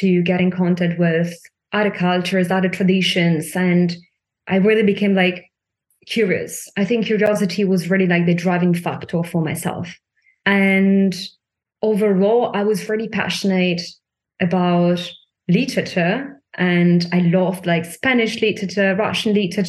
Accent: Italy; moved away as an adult; also born or lived in Milan; now in Germany; I'm from Italy

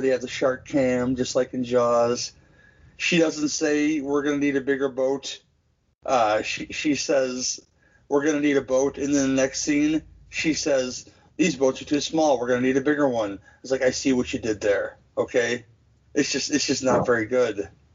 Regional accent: Midwest, United States; as a Midwesterner

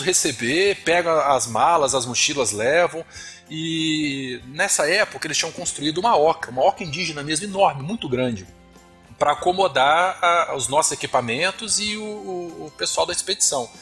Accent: Vila Velha, Espírito Santo, Brazil; sou aqui do Espírito Santo, Vila Velha

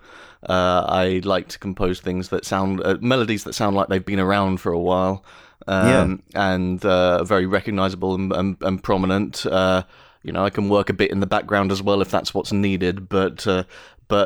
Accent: London, United Kingdom; I'm from London

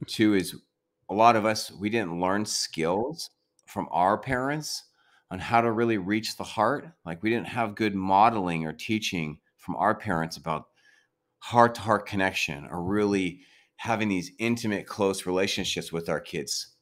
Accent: San Diego, California, United States; now in Sacramento, United States; We grew up in San Diego together

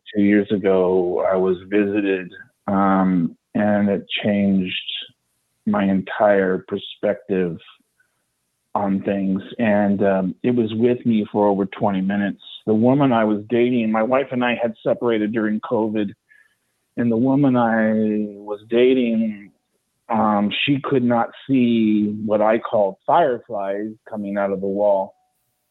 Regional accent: Bay Area, California, United States; I'm from the Bay Area

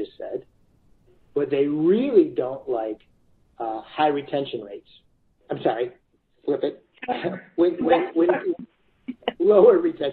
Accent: Chicago, Illinois, United States; I'm from Chicago. We're from the Midwest

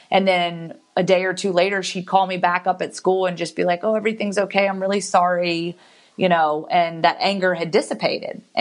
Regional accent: Guantanamo Bay, Guantánamo, Cuba; born there; I was born in Guantanamo Bay, Cuba

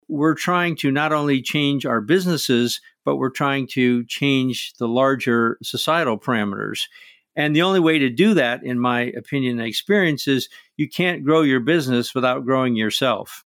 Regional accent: Midwest of the United States, United States; I grew up in the Midwest of the United States

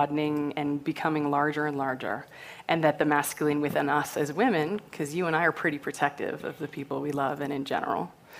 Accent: Canada; I'm Canadian

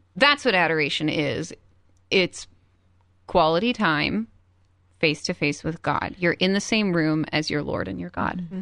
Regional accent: Cleveland, Ohio, United States; moved away; I'm from Cleveland, so I went home to visit my parents

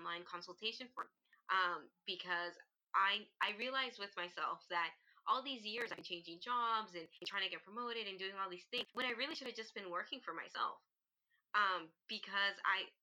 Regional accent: Toronto, Ontario, Canada; I am from Toronto, Canada

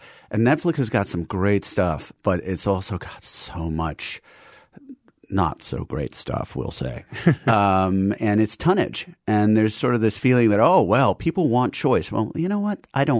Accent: New York City, New York, United States; I was a native New Yorker. I grew up in Manhattan, and then I went to Princeton after going to boarding school

